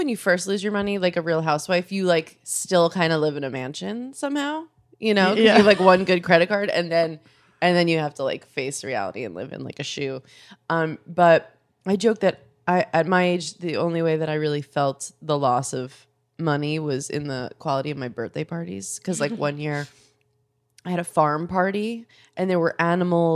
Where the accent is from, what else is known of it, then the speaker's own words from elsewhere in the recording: Long Island, New York, United States; We grew up on Long Island